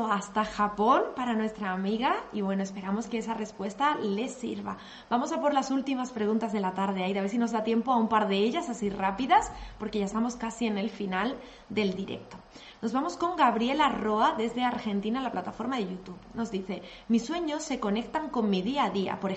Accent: Colombia; Soy de Colombia

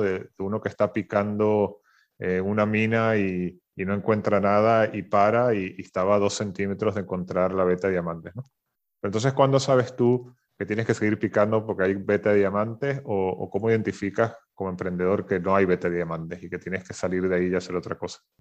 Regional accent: Venezuela; moved away; yo, soy venezolano

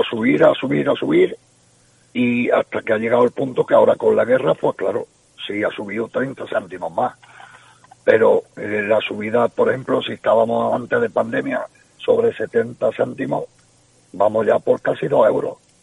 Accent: Cabra, Andalusia, Spain; yo soy de Cabra, y estaba allí en mi pueblo

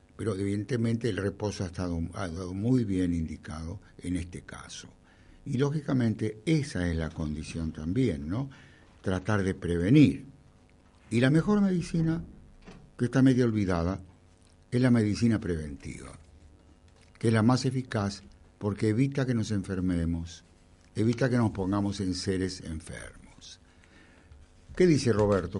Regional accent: Temperley, Buenos Aires Province, Argentina; Yo nací en Temperley

